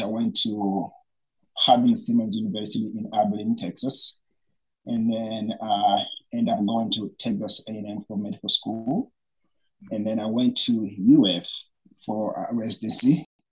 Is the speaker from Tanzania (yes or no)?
yes; Tanzania; moved away as an adult; also born or lived in Burundi / United States; now in Tallahassee, United States; I fled to Tanzania uh, with my brother, who basically raised me into the refugee camp. I stayed there for about 12 years.